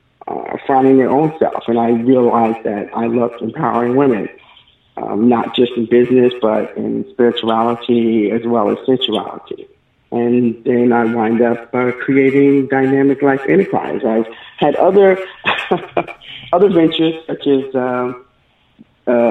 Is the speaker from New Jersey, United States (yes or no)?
no; New York City, New York, United States; moved away as an adult; also born or lived in Texas; now in Gwinnett County, Georgia, United States; I lived in New York all my life, practically, all my young life in the South Bronx